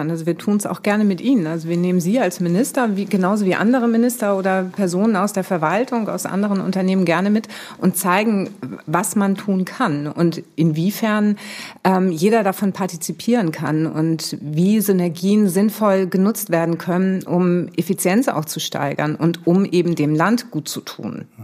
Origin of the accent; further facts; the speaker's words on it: Schleswig-Holstein, Germany; Also ich komme aus Nordfriesland, ich bin in Nordfriesland aufgewachsen